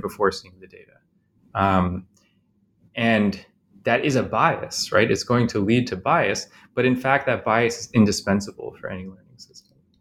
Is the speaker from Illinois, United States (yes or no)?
yes; Chicago, Illinois, United States; I grew up in Chicago mostly